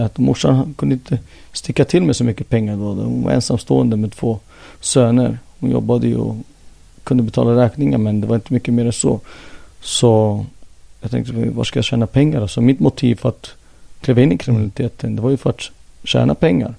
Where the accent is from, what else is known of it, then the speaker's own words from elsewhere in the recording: Jordbro, Stockholm County, Sweden; moved away as an adult; now in Helsinki, Finland; jag är född och uppvuxen här